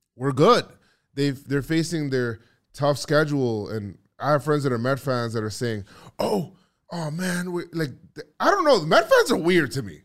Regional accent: New York, United States; I'm from New York

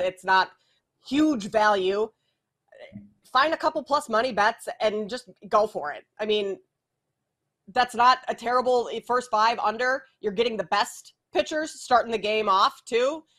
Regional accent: Minneapolis, Minnesota, United States; I grew up in Minneapolis and was working there at the time

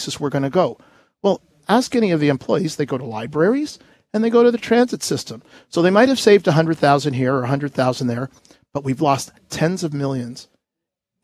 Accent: Toronto, Ontario, Canada; I grew up in Midtown at the corner of Vaughan Road mm-hmm. and Humewood.

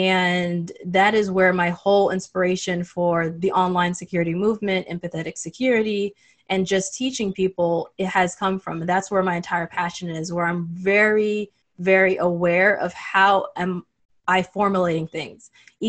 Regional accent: Saudi Arabia; And I grew up in Saudi Arabia. So that was another thing that really fueled it, where I was the only African-American in the entire school.

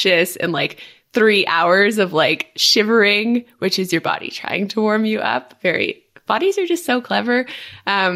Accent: Quebec, Canada; moved away; I'm from Quebec

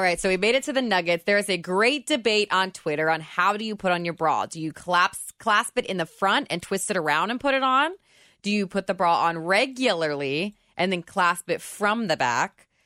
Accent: Indiana, United States; now in Kentucky, United States; I was from Indiana

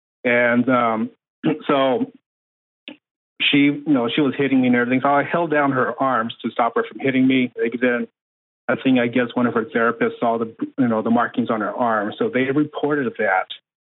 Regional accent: West Coast, United States; No, I was in the Navy, so I moved around a lot. So actually, I grew up mostly on the West Coast, different states.

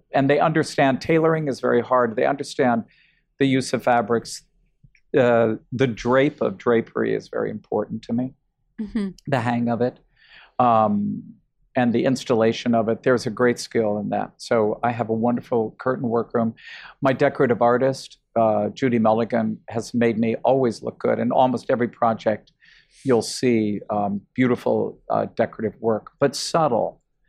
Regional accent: New York, United States; I don't say I'm a New Yorker and this is the way we do it in New York.

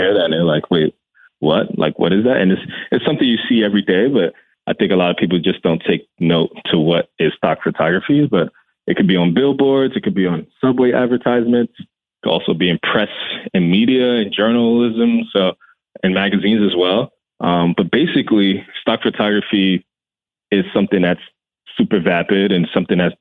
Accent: New York City, New York, United States; I'm born and raised in the Bronx. I'm Ghanaian American. My parents are from Ghana.

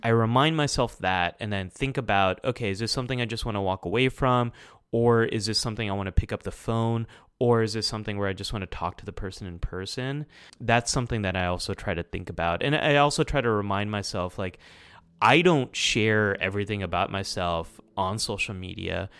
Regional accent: United States; I'm Pakistani American. Like, I was born and raised here, but, like, part of my family goes back to Pakistan.

